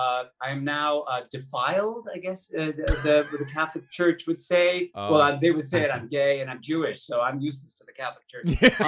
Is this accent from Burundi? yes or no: no; Leeds, Yorkshire and the Humber, United Kingdom; now in United States; I was born in Leeds.